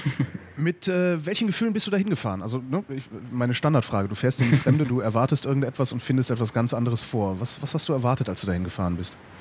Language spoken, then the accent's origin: German; Germany; hier bei uns in Deutschland